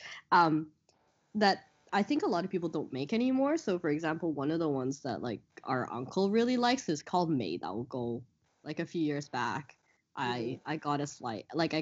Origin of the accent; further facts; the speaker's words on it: Canada; moved away as an adult; now in Hong Kong; when we were growing up in Canada